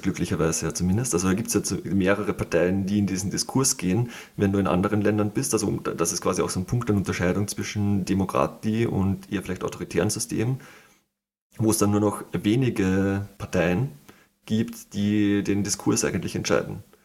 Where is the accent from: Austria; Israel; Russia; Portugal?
Austria; ich als Österreicher